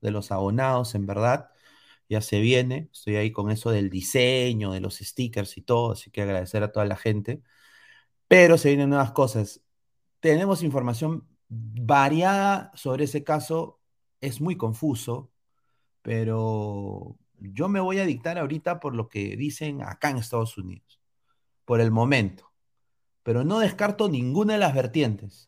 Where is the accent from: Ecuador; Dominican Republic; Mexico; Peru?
Peru; Yo como peruano